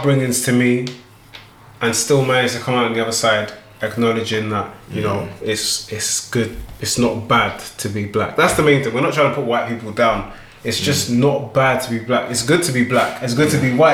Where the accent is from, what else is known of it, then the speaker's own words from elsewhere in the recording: London, United Kingdom; I grew up in East London